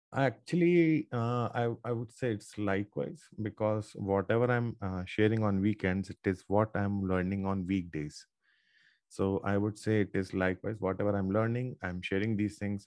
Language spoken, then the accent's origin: English; Ajmer, Rajasthan, India; I'm from Ajmer, Rajasthan. It's a small town.